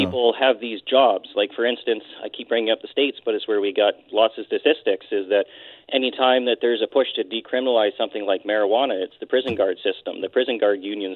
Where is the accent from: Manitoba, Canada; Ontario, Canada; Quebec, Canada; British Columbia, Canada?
British Columbia, Canada; Nanaimo; also born or lived in Port Hardy, Canada; I've lived in Nanaimo pretty much my entire life. I was born in Port Hardy, but my family moved here when I was about 5 years old